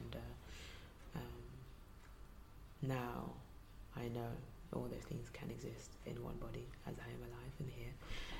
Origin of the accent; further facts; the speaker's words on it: London, United Kingdom; also born or lived in Nigeria; I grew up partly in Nigeria and also in London before settling here for secondary school.